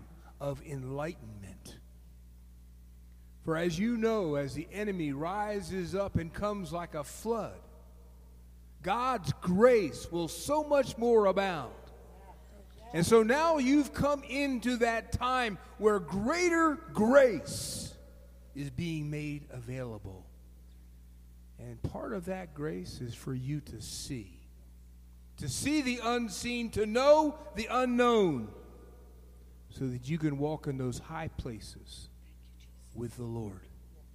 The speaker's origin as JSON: {"language": "English", "region": "East Coast", "country": "United States", "tie": "born or raised there", "moved": "yes", "said": "Mara and I grew up on the East Coast"}